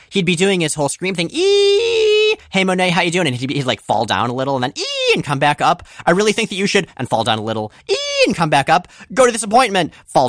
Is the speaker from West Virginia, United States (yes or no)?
no; Florida, United States; I grew up in mostly in Florida, entirely for me, mostly for you. And Florida doesn't have fall, and I am never going to get used to how cool autumn looks.